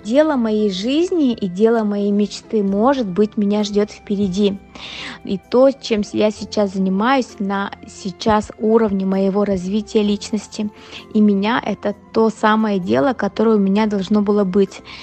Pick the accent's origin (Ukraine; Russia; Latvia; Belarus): Russia; Yakutsk, Sakha Republic; moved away as an adult; now in Moscow, Russia; я же совсем недавно уехала из Якутска, всего лишь 4 года назад